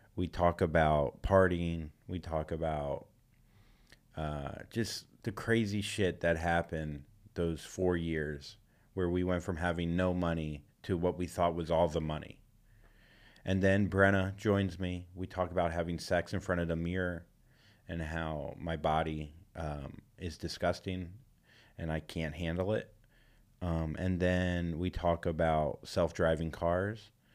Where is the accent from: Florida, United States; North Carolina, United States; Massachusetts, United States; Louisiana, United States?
Florida, United States; moved away as an adult; now in California, United States; I am coming back to Florida, to my home state